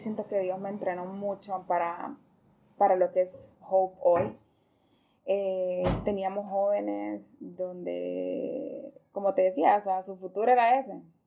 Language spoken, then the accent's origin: Spanish; Choluteca, Honduras; yo soy de Choluteca, ah, entonces eh, vivo, o sea, ahí donde yo vivo bien caliente